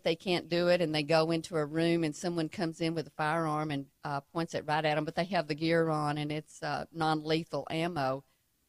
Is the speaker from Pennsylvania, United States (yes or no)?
no; Texas, United States; accent: Texan